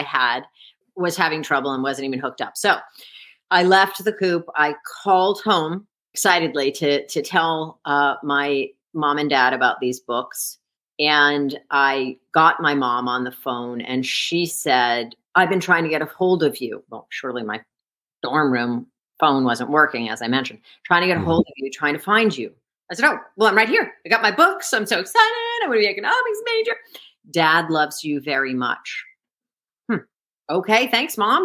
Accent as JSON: {"language": "English", "town": "Scarsdale", "region": "New York", "country": "United States", "tie": "born or raised there", "moved": "yes", "said": "I grew up in Scarsdale, New York"}